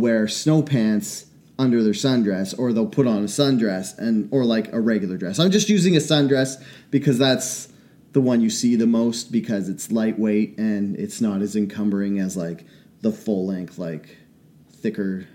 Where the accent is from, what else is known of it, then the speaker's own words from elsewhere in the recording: Enderby, British Columbia, Canada; When I grew up in Enderby, I went to a Mennonite Bible camp when I was a kid.